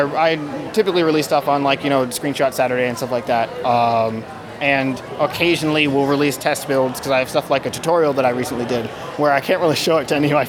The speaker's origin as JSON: {"language": "English", "town": "Boston", "region": "Massachusetts", "country": "United States", "said": "No, I'm from Boston."}